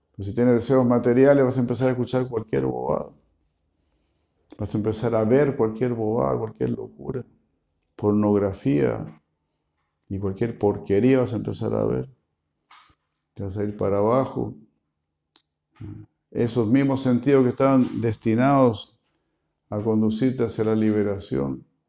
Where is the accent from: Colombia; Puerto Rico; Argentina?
Argentina; como buenos argentinos que somos